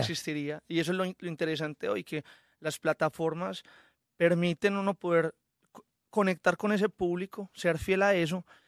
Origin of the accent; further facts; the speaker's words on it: Colombia; soy muy colombiano, o sea, a mí me encanta mi, mis raíces y me encanta todo lo que hay, eh, alrededor de mi tierra. También crecí con la música llanera